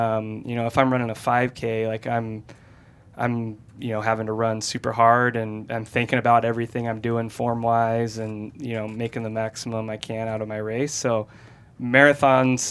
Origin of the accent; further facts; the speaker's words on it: Washington State, and Idaho, Pacific Northwest, United States; moved away as an adult; also born or lived in Sacramento, California; I was born and raised in the Pacific Northwest, Washington State, and Idaho